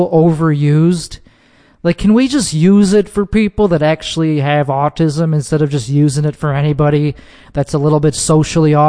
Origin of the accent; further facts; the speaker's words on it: Chicago suburbs, Illinois, United States; moved away; Not from the city, I'm from the suburbs of Chicago, which is called Chicago land